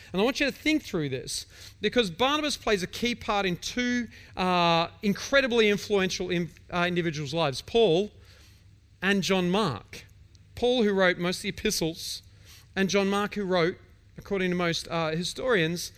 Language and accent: English; Victoria, Australia; I'm an Australian. I'm from Victoria